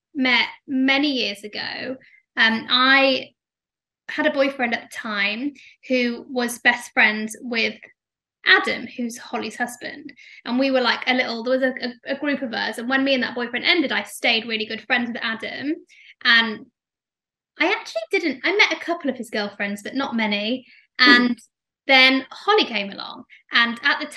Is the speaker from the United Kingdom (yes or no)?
yes; Leeds, Yorkshire and the Humber, United Kingdom; moved away; also born or lived in London; I'm not from London originally. I'm from Leeds. So when I moved to London